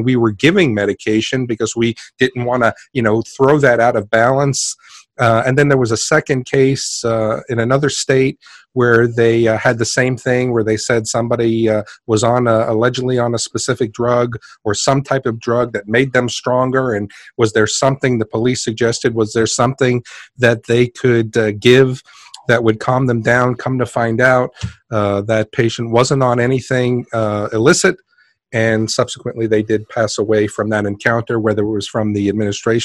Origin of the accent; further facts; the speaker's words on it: New York City, New York, United States; I'm actually from Queens